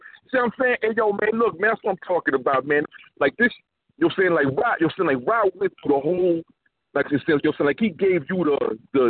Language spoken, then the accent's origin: English; New York, United States; moved away; also born or lived in Houston, Texas; I'm from Brooklyn